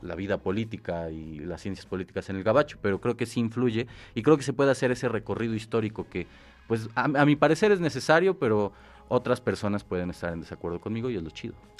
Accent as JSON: {"language": "Spanish", "country": "Mexico", "said": "nosotros como mexicanos"}